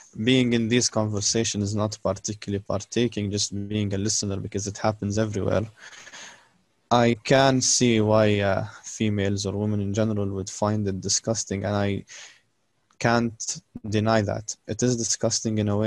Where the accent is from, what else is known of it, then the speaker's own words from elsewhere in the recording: Palestine; now in United Arab Emirates; I'm also Palestinian, but I live in UAE.